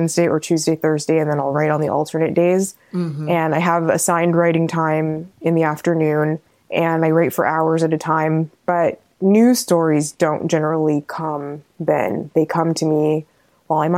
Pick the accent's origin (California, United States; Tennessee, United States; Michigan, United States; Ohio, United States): California, United States; born or raised there